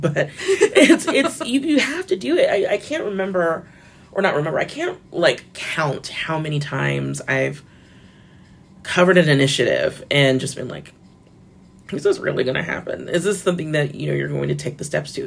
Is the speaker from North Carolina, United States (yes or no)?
no; Florida, United States; I'm from Florida